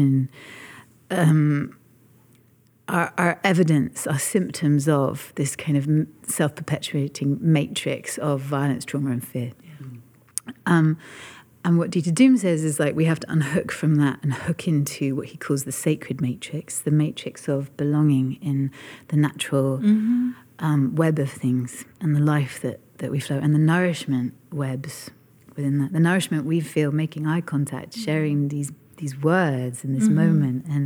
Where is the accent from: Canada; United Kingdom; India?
United Kingdom; in my lifetime as a Brit